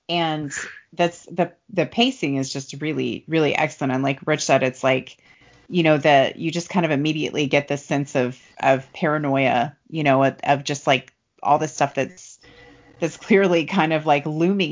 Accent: Kentucky, United States; And I live in Kentucky. I'm from Kentucky

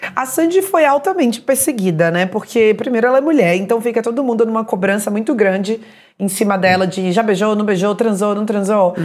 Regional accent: Salvador, Bahia, Brazil; eu sou de Salvador também

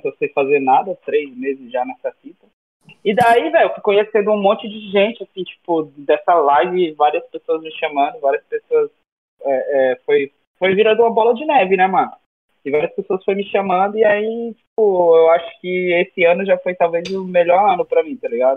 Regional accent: Northeast Region, Brazil; moved away; eu sou do Nordeste

